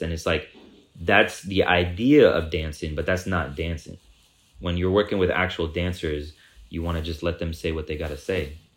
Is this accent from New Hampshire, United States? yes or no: no; Oakland, California, United States; East Oakland gave me my confidence to, to just stand up as a man and, and, and be an artist and go into the world and say, "Yeah, I'm from Oakland.